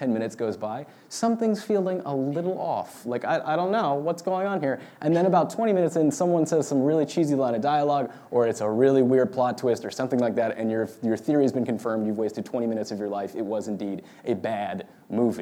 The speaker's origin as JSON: {"language": "English", "area": "Marin County", "region": "California", "country": "United States", "tie": "born or raised there", "said": "I grew up in Marin County, which is where Star Wars was born"}